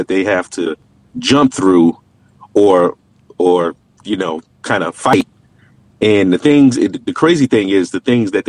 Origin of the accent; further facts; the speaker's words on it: Connecticut, United States; also born or lived in Queens, New York; now in Atlanta, United States; I'm originally from Queens, New York, raised in Connecticut. I live in Atlanta, Georgia now.